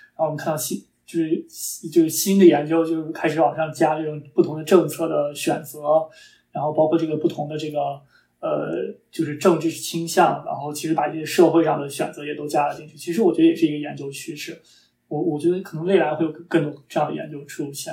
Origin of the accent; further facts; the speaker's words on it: China; 我们中国人